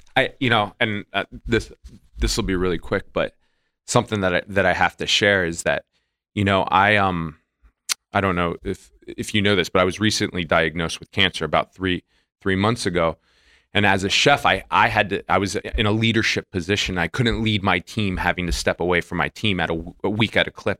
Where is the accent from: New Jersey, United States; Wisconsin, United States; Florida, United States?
Florida, United States; moved away; I'm from Florida